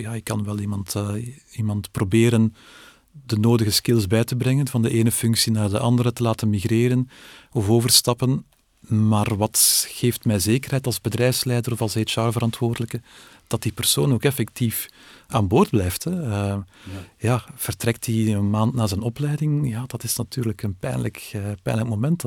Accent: Belgium

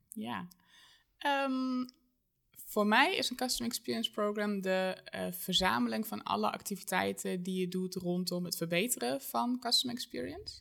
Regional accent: Germany; Dutch is a second language; moved away as an adult; now in Arnhem, Netherlands; geboren en getogen in Duitsland

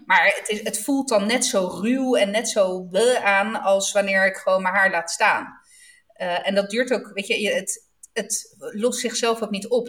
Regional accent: Southern Italy, Italy; Ik kom dan toch uit Zuid-Italië

